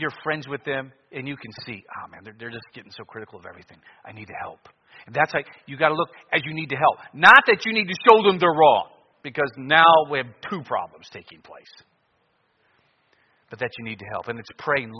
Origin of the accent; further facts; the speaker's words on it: Cleveland, Ohio, United States; now in Anchorage, United States; I grew up in Cleveland and I'm in Alaska